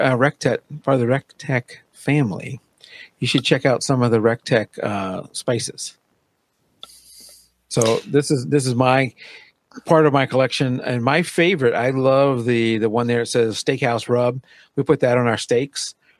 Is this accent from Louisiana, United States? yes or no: yes; Louisiana, United States; I grew up in Louisiana. I could drink Tabasco